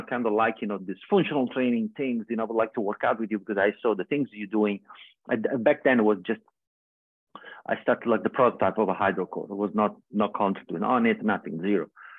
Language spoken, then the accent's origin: English; Australia; I say, oh yeah, I'm never going to come back here. I'm from Australia.